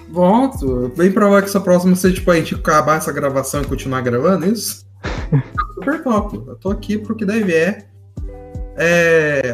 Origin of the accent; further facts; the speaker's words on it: Taubaté, São Paulo, Brazil; Cataguá é meu lindíssimo bairro onde eu nasci, nascido e criado em Cataguá.